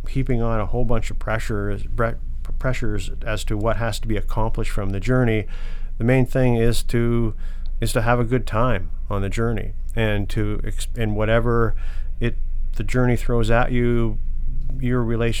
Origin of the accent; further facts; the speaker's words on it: London, Ontario, Canada; I was from London